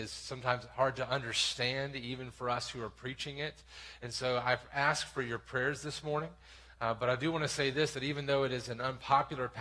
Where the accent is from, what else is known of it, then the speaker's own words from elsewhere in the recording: the South, United States; I grew up in church in the South in this very town